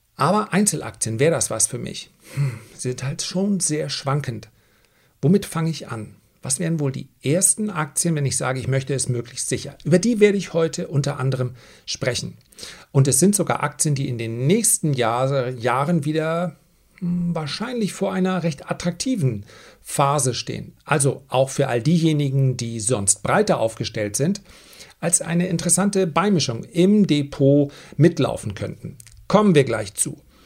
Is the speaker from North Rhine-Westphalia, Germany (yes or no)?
no; Flensburg, Schleswig-Holstein, Germany; ich komme aus Flensburg und ich studiere Sport